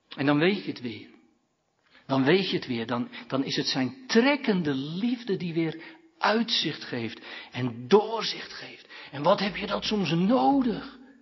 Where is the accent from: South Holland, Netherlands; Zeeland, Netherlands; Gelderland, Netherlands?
South Holland, Netherlands; Katwijk; bij de oude kerk in Katwijk, dat is mijn geboortedorp